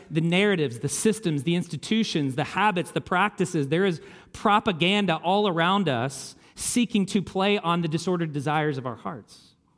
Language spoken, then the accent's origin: English; Kentucky, United States; I grew up in Kentucky.